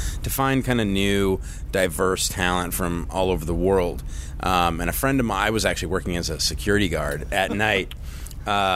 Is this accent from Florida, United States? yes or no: no; Southern California, United States; I grew up in Southern California